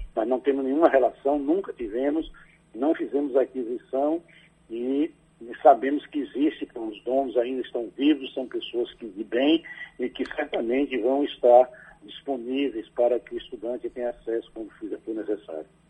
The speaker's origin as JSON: {"language": "Portuguese", "town": "Alagoinhas", "region": "Bahia", "country": "Brazil", "tie": "born or raised there", "also_born_or_lived": "Sagre Dias (Mimoso region), Bahia", "said": "Eu nasci em Alagoinhas, mas vivi muito tempo em Sagre Dias, na pela região lá de Mimoso, é, onde a atividade era campal mesmo. Então, a minha família é de trabalhador rural e eu vivi esse tempo na roça, depois voltei para Lagoinhas para estudar"}